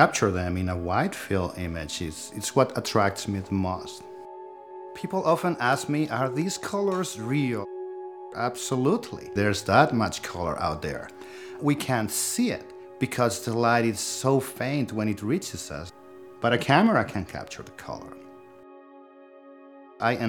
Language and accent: English; Spain; now in Sunnyvale, United States; I was born in Spain and now I live in Sunnyvale, California.